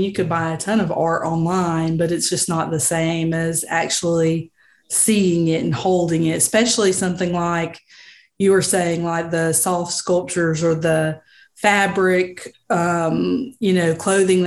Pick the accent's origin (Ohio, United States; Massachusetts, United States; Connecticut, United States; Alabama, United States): Alabama, United States; Montgomery; I'm originally from Montgomery